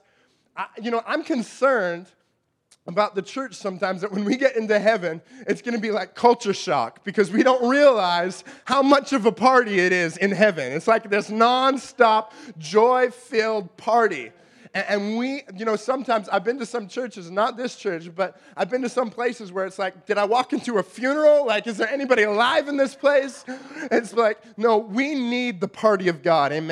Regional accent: Canada; we're Canadian

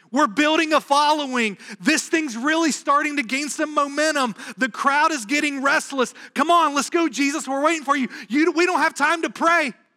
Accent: the South, United States; now in New England, United States; growing up in the South

